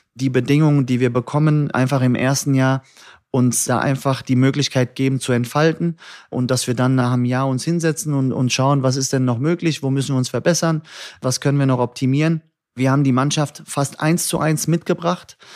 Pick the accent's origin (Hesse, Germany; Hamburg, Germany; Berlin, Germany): Hesse, Germany; Hattersheim; also born or lived in Frankfurt (Nieder-Eschbach, Höchst, Bockenheim) / Liederbach; geboren im Nordwestkrankenhaus, ersten zwei Lebensjahre in Niedereschbach, dann über Höchst unter Liederbach nach Hattersheim und dann nach Bockenheim